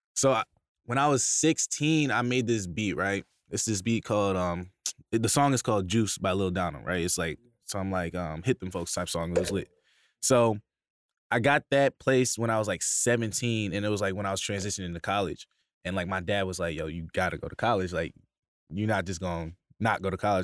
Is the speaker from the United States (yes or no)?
yes; Bay Shore, New York, United States; originally I'm from Bayshore, New York, on, it's on, in Long Island